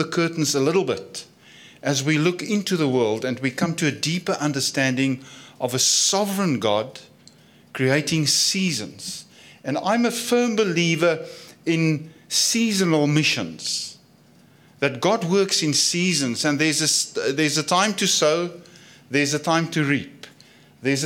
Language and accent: English; South Africa; accent: Afrikaans; my Afrikaans accent